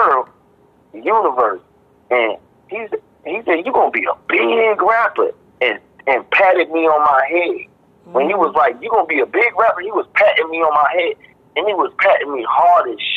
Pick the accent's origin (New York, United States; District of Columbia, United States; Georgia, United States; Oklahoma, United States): District of Columbia, United States; Washington; That's where I grew up going to in Washington, D.C.